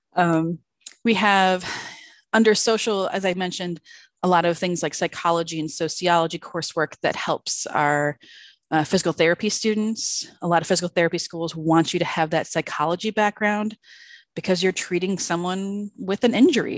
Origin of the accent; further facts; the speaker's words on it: outside of Chicago, Illinois, United States; moved away; I grew up outside of Chicago, so nice cold Illinois